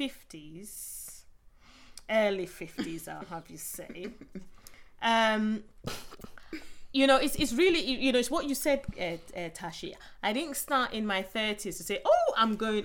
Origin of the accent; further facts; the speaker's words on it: southern Nigeria, Nigeria; moved away as an adult; now in England; where I grew up, I went to, you know, school in the South and uni in the South